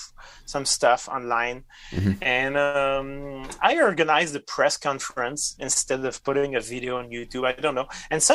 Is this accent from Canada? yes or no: yes; Quebec City, Quebec, Canada; English is a second language; moved away as an adult; also born or lived in Sherbrooke; now in Rimouski, Canada; I don't come from here. I come from Quebec City.